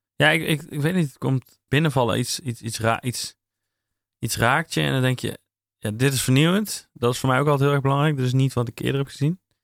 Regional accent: North Brabant, Netherlands; Ik ben een Brabander

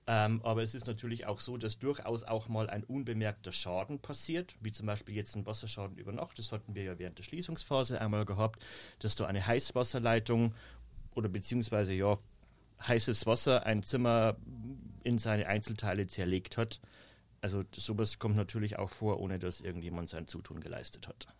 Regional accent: Bavarian Forest, Germany; accent: rolled R like Carolin Reiber; moved away as an adult; im Bayerischen Wald in meiner Heimat. Man hört es wahrscheinlich immer noch an diesem tollen Caroline Reiber R.

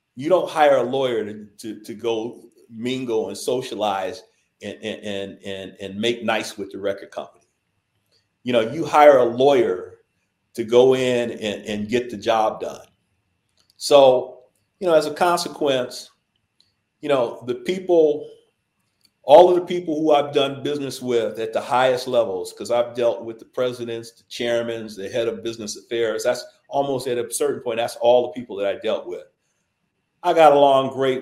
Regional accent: Los Angeles, California, United States; I grew up in South Central

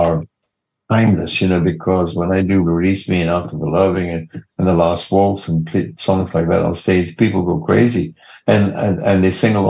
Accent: Leicester, East Midlands, United Kingdom; now in Los Angeles, United States; Leicester, my hometown

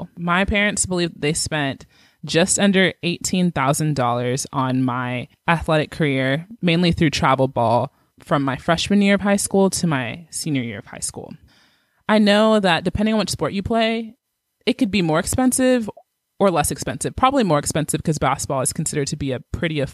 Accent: Georgia, United States; moved away as an adult; also born or lived in Kansas; I'm from Georgia and I was going to the University of Kansas. I was out of state.

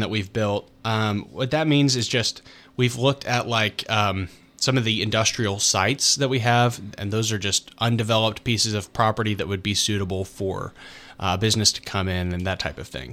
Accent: United States; this is my hometown

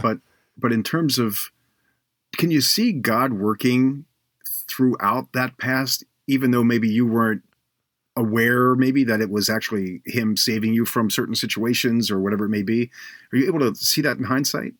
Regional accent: Baltimore, Maryland, United States; moved away; also born or lived in Cleveland; I, I grew up in Baltimore

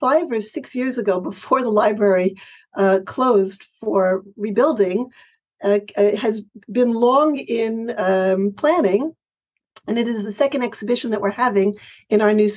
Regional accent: New York City, New York, United States; I grew up in Manhattan and attended Barnard and Columbia Graduate School.

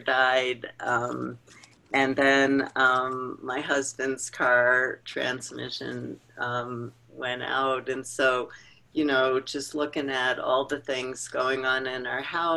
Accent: New York, United States; I grew up in New York

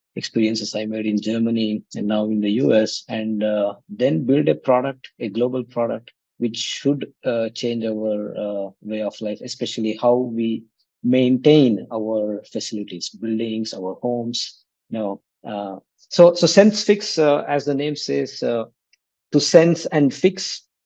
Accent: Kannadiga, Karnataka, India; moved away as an adult; also born or lived in Kanpur, India; i'm a kannadiga so i uh, left uh, india after my studies from iit kanpur

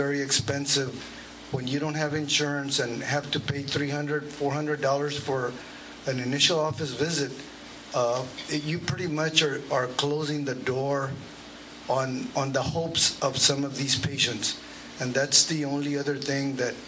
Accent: McAllen, Texas, United States; I was born and raised in McAllen.

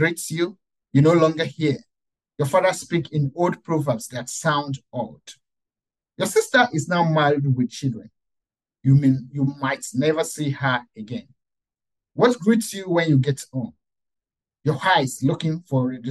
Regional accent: Nigeria; moved away as an adult; I still visit Nigeria, I still visit my hometown

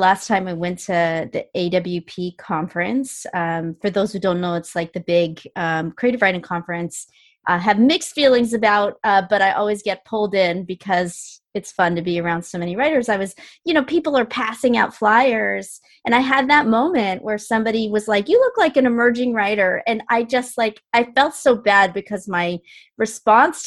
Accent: Oregon, United States; also born or lived in Ohio; I was born in Ohio and I was raised in Oregon and I was raised in a community that didn't have a lot of Filipinos

